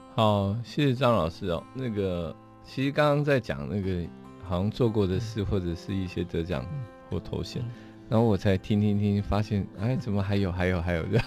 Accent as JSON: {"language": "Chinese", "region": "Taoyuan", "country": "Taiwan", "tie": "born or raised there", "said": "我在龙岗长大，然后所以在眷村，眷村旁，眷村的，眷村旁边"}